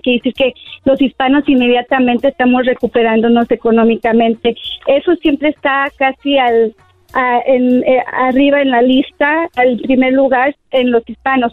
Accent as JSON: {"language": "Spanish", "country": "Mexico", "said": "yo soy hispana y mexicana y amo mi cultura"}